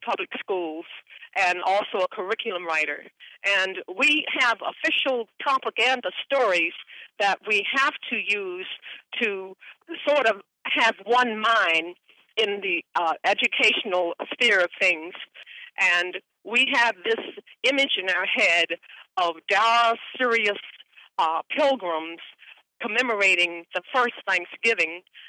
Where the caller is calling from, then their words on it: Virginia, United States; as a Virginia Indian woman, I'm calling in from Atan-Akamik.